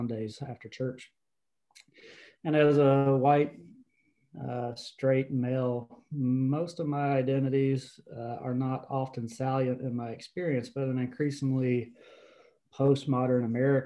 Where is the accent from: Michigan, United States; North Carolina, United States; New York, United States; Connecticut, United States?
North Carolina, United States; the Appalachians of; I grew up in the Appalachians of North Carolina to a blue collar family